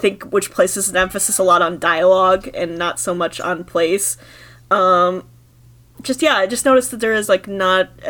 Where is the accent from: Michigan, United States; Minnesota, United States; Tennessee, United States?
Michigan, United States; moved away; Michigan, where my home state was